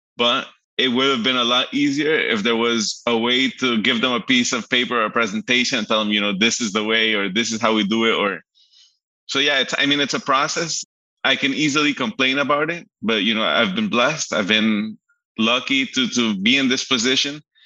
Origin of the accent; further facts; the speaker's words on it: Aruba; also born or lived in Miami, United States; I, was born in Miami, so Miami, okay. um, Poland, Colombia, and lived all my life in Aruba